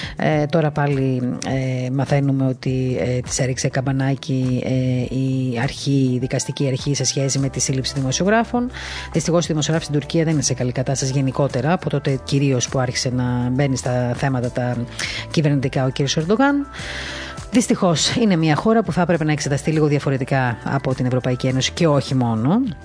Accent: Crete, Greece; το νησί μου

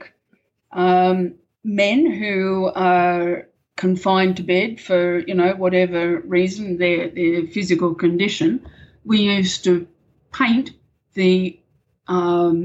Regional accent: Camden, New South Wales, Australia; moved away as an adult; also born or lived in New Zealand; I grew up in a little country town in New South Wales called Camden

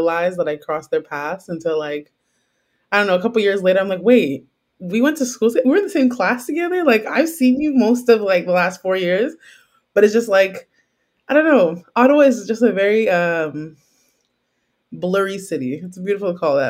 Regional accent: Trinidad & Tobago; also born or lived in Jamaica; as I am a Trinidadian, Trinidad is very infused with a very multicultural place. So I grew up eating aloo paratha

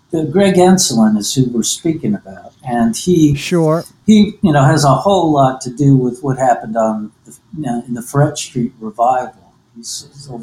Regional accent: New Jersey, United States; moved away as an adult; also born or lived in Newark, New Jersey / Essex County, New Jersey; now in New Orleans, United States; I grew up in New Jersey. I was born in Newark

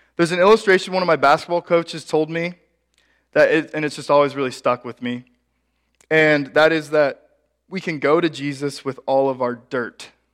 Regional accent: Ashland, Nebraska, United States; my hometown of Ashland, Nebraska

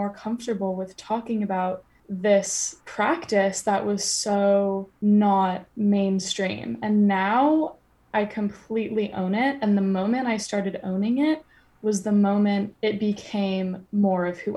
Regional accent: United States; moved away as an adult; now in London, United Kingdom; being American

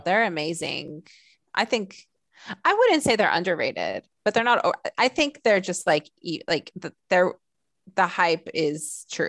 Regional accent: Southern California, United States; I grew up in Southern California

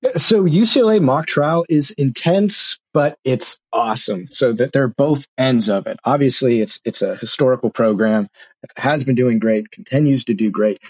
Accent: Bakersfield, California, United States; I'm from Bakersfield, Kern County

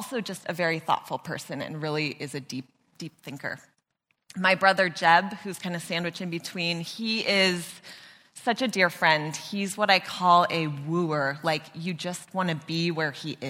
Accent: Mission Canyon, California, United States; I grew up in Mission Canyon

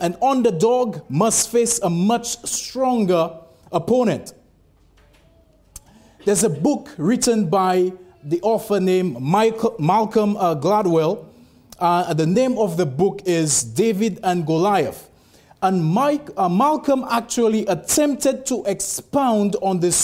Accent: St. Lucia; moved away; I'm actually originally from the West Indies, from St. Lucia.

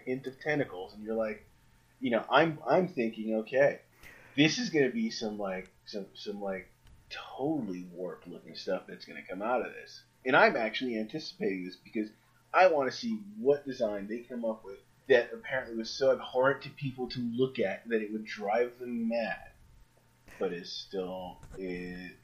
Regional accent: New York City, New York, United States; I grew up in Queens

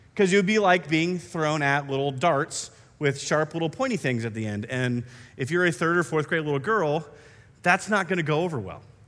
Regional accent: Iowa, United States; moved away; I grew up in Iowa, and we have some different trees up there.

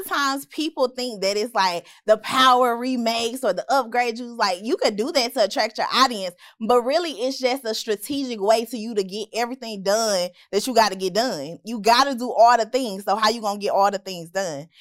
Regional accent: Memphis, Tennessee, United States; moved away as an adult; also born or lived in Hattiesburg, Mississippi; I'm from Memphis.

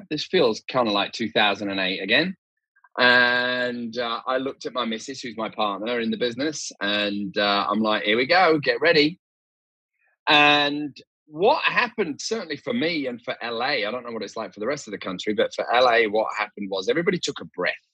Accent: Leeds, Yorkshire and the Humber, United Kingdom; I'm originally from Leeds, even though my accent is a little bit kind of smashed to pieces now.

